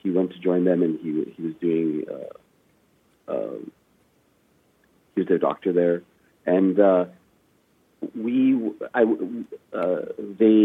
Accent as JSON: {"language": "English", "town": "Vancouver", "region": "British Columbia", "country": "Canada", "tie": "born or raised there", "also_born_or_lived": "Afghanistan", "said": "I was lucky enough to have grown up in Canada, in Vancouver. I spent the first 6 years of my life in Afghanistan"}